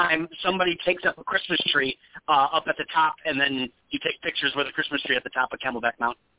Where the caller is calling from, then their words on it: Arizona, United States; I am in Arizona.